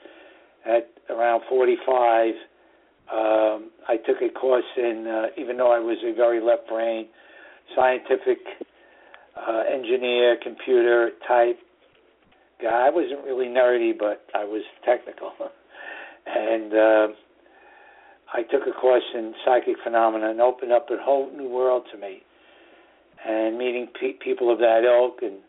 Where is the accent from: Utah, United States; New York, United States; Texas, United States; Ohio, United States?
New York, United States; New York City; born or raised there